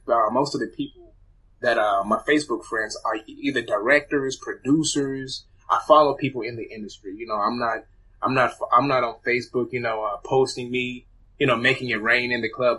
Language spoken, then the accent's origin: English; Zimbabwe; I was born in Zimbabwe